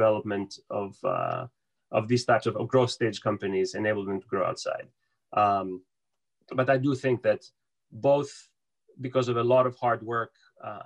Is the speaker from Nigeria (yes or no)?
no; Piraeus, Attica, Greece; moved away as an adult; now in United States; I was born and raised in Piraeus. I moved to the US when I was 18